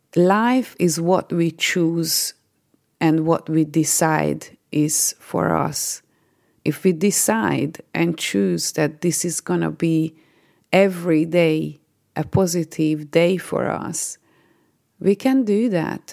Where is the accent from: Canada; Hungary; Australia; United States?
Hungary; moved away as an adult; now in United Kingdom; I am originally from Hungary and I've been living in the UK for 14 years.